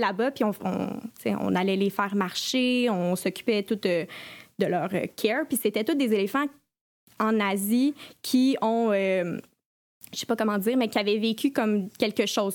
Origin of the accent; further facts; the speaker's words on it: Collège Saint-Sacrement, Quebec, Canada; also born or lived in Sherbrooke, Canada; je suis une ancienne élève du Collège Saint-Sacrement.